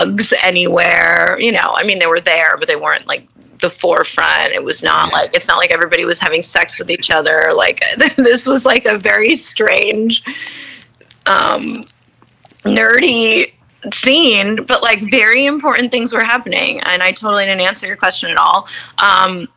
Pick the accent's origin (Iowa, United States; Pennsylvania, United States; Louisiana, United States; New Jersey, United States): New Jersey, United States; moved away as an adult; also born or lived in Los Angeles; now in New York, United States; I am from the part of New York called New Jersey